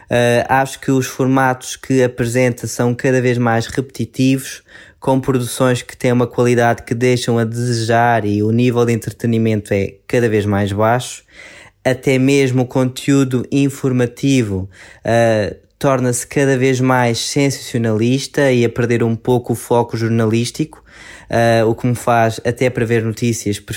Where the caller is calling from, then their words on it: Madeira, Portugal; Estou a ouvir-vos da Madeira.